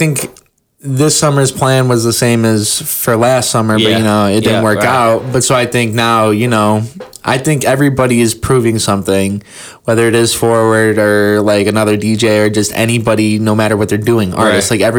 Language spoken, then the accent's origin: English; Cleveland, Ohio, United States; And then for I'm from Cleveland, so for the longest time, I was like blogging and like reviewing music on there.